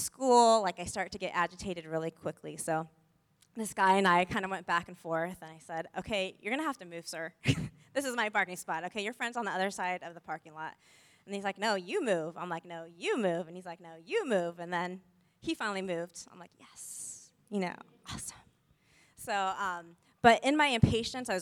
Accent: San Diego, California, United States; moved away; I look the way I look and I talk the way I do, as I'm from San Diego

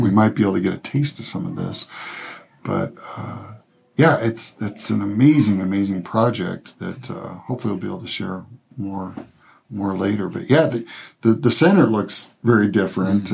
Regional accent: Michigan, United States; actually from Michigan, actually from my hometown in Michigan.

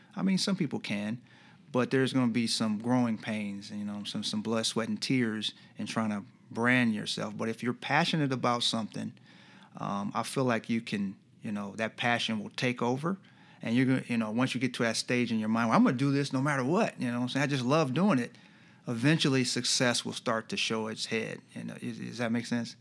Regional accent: Iowa, United States; moved away as an adult; now in Rochester, United States; we're from Iowa

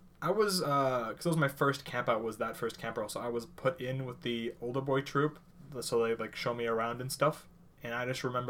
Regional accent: Bakersfield, California, United States; Growing up in Bakersfield

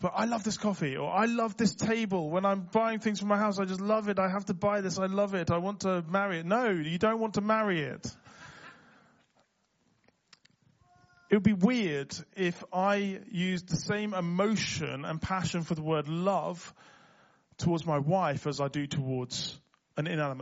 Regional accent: Liverpool, North West England, United Kingdom; accent: Scouse; moved away; I grew up in Liverpool, so I can go fully Scouse

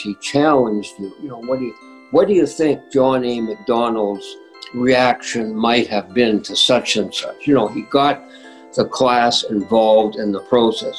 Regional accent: Winnipeg, Manitoba, Canada; I grew up in St. Vital

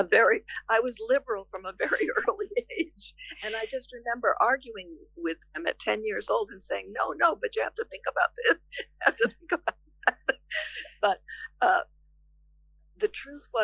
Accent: outside of Boston, Massachusetts, United States; as a young girl in growing up outside of Boston, Massachusetts

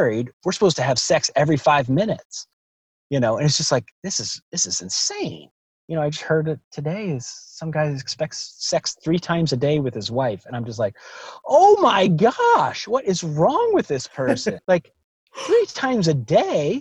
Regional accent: the South, United States; growing up in Southern Baptist Church in the South

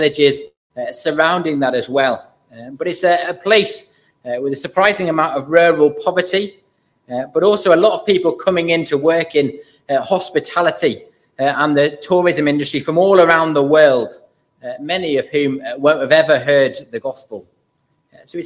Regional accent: Burton-in-Kendal, North West England, United Kingdom; I grew up in Burton in Kendal, so quite local, just about accepted as a local.

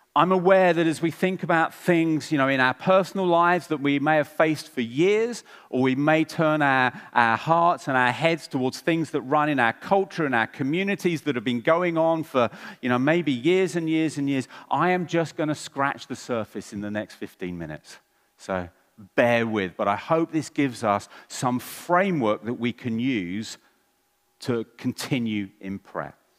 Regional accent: England, United Kingdom; I'm English

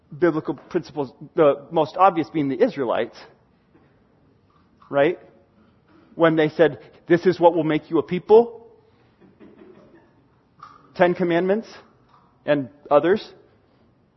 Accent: United States; As an American

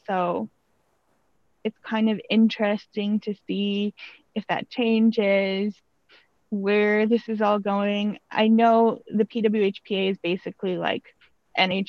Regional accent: United States; as an American

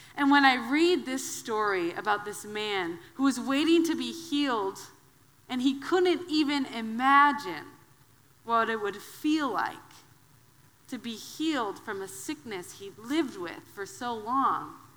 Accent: Wisconsin, United States; I'm from the Midwest. I'm a Wisconsin girl.

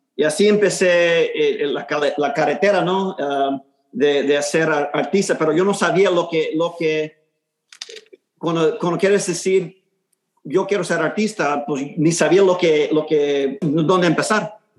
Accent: Houston, Texas, United States; first language Spanish; nací aquí en Houston, en, en el segundo barrio, eh, el East End

